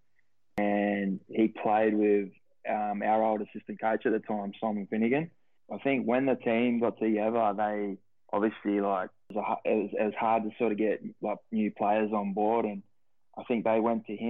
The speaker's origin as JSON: {"language": "English", "town": "Dapto", "region": "New South Wales", "country": "Australia", "tie": "born or raised there", "also_born_or_lived": "Queensland", "moved": "as an adult", "said": "I grew up in Dapto. Played all my junior footy at the Dapto Canaries there, and not much else to it really. I spent my whole life there."}